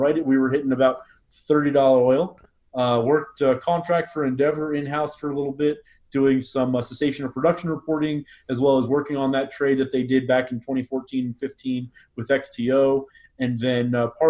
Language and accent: English; Houston, Texas, United States; moved away as an adult; also born or lived in Boston / Gunnison, Colorado; now in Midland, United States; Born and raised in Houston, so I'm Texas born. I went to Northeastern University out in Boston for undergrad, and then I went to a post-BA program in Gunnison, Colorado, at Western State for professional land and resource management.